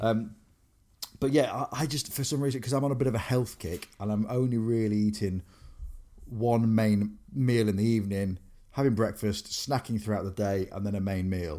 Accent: Grimsby, Yorkshire and the Humber, United Kingdom; moved away as an adult; also born or lived in Cleethorpes / Exeter; growing up in Grimsby, V K H on Victoria Street

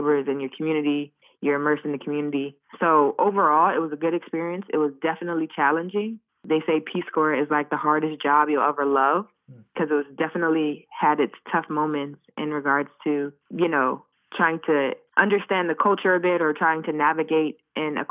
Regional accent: Washington, District of Columbia, United States; also born or lived in Chicago, Illinois / Morocco / Ghana; I am from Washington, D.C. originally. I grew up both in D.C. and also Chicago

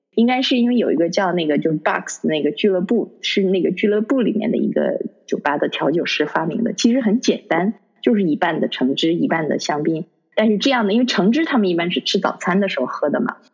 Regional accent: Harbin, Heilongjiang, China; now in London, United Kingdom; 以前小的时候在哈尔滨过年

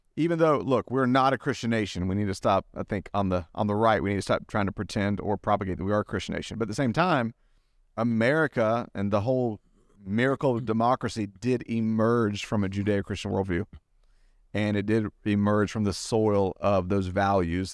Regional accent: Southeast, United States; moved away; also born or lived in Argentina; I grew up in the Southeast

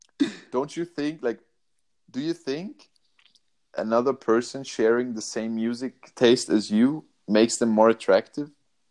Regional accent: Vienna, Austria; I'm from Vienna.

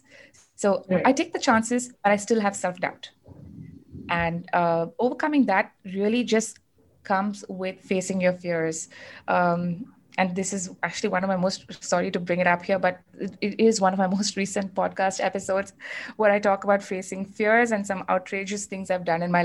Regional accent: Chennai, Tamil Nadu, India; moved away as an adult; now in Bangalore, India; I was born and raised in Chennai, but I moved to Bangalore about 11 years ago.

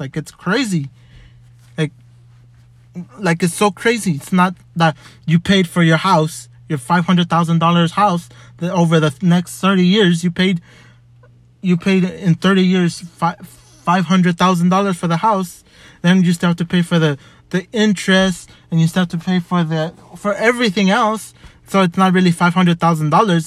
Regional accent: Los Angeles, California, United States; also born or lived in Montebello, California; I was born in White Memorial

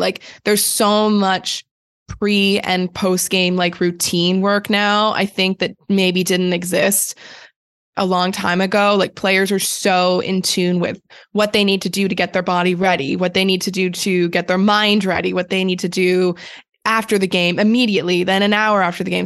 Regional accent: Canada; growing up in Canada

